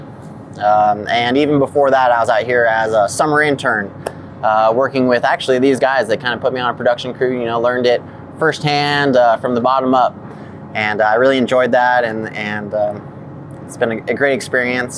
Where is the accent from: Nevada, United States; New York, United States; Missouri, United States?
Nevada, United States; Las Vegas; moved away; also born or lived in South Dakota; I'm from Las Vegas, Nevada.